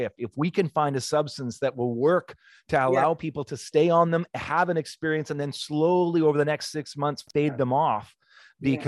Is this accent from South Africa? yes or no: no; Canada